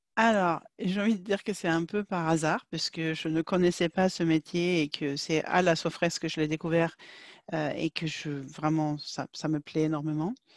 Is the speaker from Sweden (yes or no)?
yes; Sweden; French is a second language; moved away as an adult; now in France; je viens de Suède.